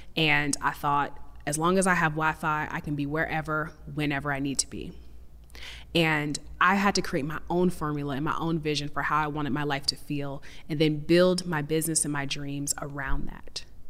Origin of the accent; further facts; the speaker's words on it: Seattle, Washington, United States; I'm from Seattle